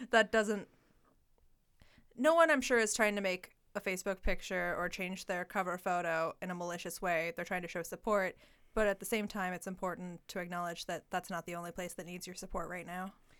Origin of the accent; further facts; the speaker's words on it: Portland, Oregon, United States; now in Eugene, United States; I went to Franklin High School in Portland